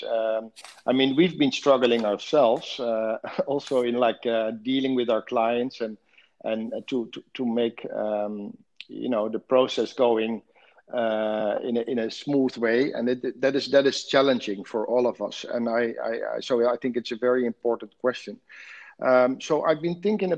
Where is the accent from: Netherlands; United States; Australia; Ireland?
Netherlands; moved away as an adult; now in Dubai, United Arab Emirates; I'm originally from the Netherlands